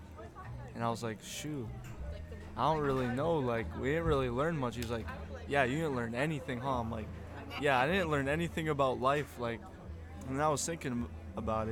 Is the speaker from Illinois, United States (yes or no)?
no; Los Alamos, New Mexico, United States; now in Maui, United States; I was born in New Mexico, in Los Alamos, New Mexico